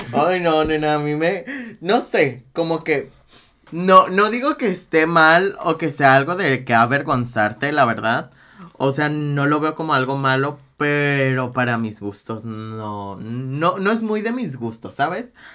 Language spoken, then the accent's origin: Spanish; Guadalajara, Jalisco, Mexico; yo soy de Guadalajara.